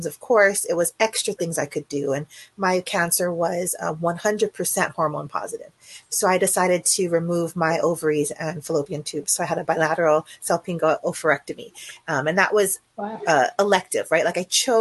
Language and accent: English; Hawaii, United States; now in California, United States; I grew up in Hawaii with my single parent mom